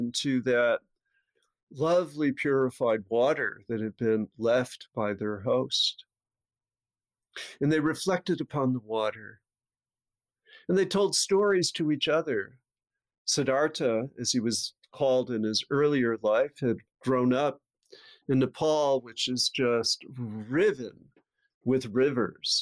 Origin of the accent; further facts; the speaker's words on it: Avon, New York, United States; my hometown of Avon, New York, near Rochester